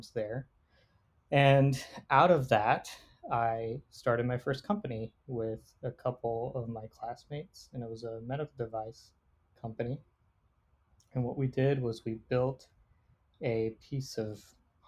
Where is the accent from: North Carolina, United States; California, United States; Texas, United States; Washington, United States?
North Carolina, United States; Raleigh; I grew up here in Raleigh, North Carolina